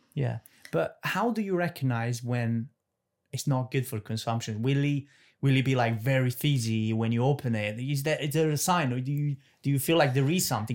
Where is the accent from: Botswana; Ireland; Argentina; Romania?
Romania; moved away; I'm from Romania